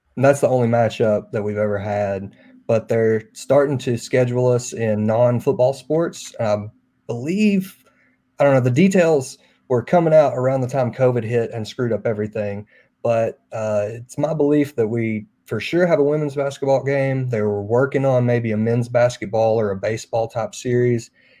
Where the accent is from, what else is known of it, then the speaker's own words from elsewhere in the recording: Jonesboro, Arkansas, United States; I grew up in Jonesboro watching ASU.